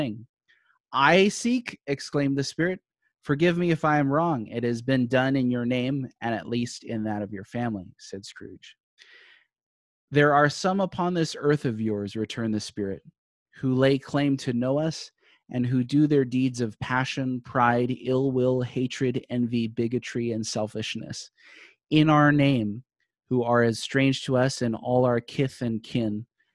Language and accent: English; Hawaii, United States; growing up in Hawaii